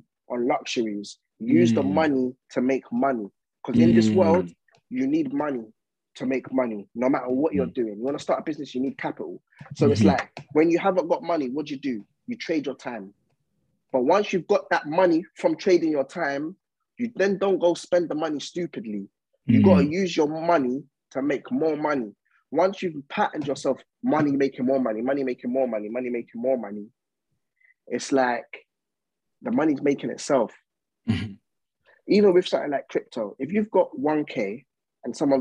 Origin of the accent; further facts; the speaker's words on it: Essex, East of England, United Kingdom; also born or lived in East London / Coventry; I'm from Essex, innit?